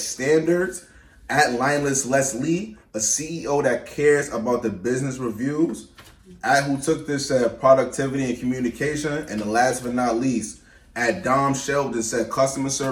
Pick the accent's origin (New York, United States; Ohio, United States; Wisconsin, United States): New York, United States; I'm from New York